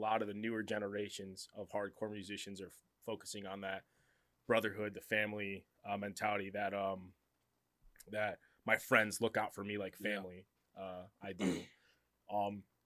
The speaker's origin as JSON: {"language": "English", "town": "Detroit", "region": "Michigan", "country": "United States", "moved": "yes", "lives_now": "Grand Rapids, United States", "said": "we're in Grand Rapids now, but we're from Detroit."}